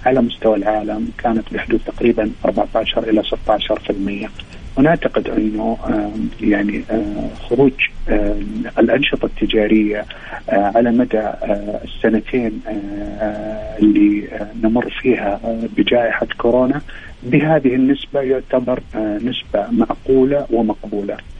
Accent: Saudi Arabia; also born or lived in Riyadh; عندنا في المملكة العربية السعودية

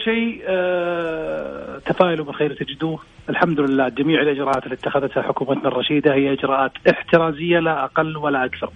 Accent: Saudi Arabia; احنا كسعوديين

